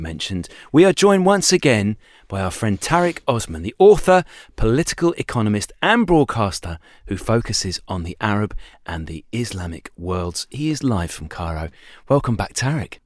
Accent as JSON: {"language": "English", "country": "United Kingdom", "tie": "born or raised there", "said": "as a kid growing up in Britain"}